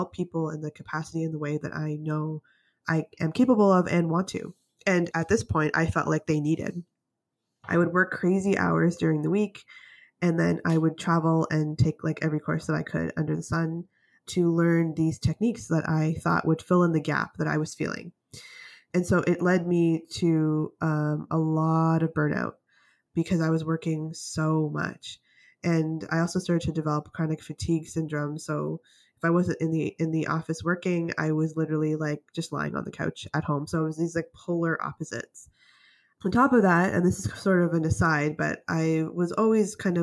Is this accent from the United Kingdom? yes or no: no; Canada; also born or lived in United States / British Columbia; I want to give myself a chance to work in the States because I'm from Canada